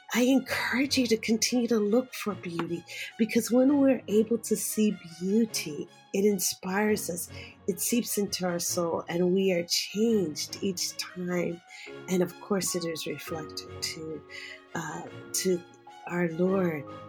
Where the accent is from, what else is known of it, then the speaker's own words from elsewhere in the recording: Philadelphia, Pennsylvania, United States; I was born and raised in Philadelphia